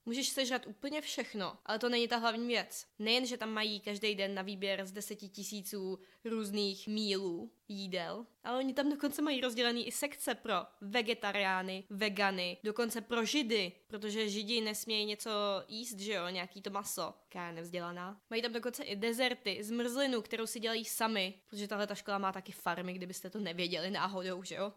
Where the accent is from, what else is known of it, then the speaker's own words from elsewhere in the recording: Říčany, Central Bohemian Region, Czechia; moved away as an adult; now in United States; U nás v Říčanech